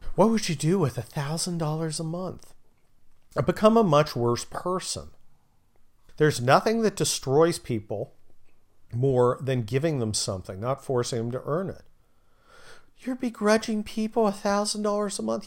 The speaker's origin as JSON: {"language": "English", "region": "California", "country": "United States", "said": "I'm from California"}